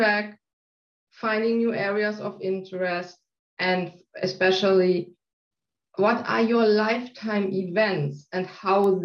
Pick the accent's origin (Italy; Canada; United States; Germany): Germany; South Germany; now in Hamburg, Germany; I'm living in Hamburg, north part of Germany. I'm not from this area. I was born in South Germany.